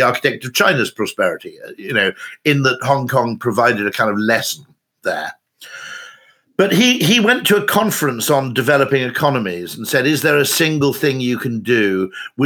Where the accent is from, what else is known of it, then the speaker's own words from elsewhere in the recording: United Kingdom; as a Brit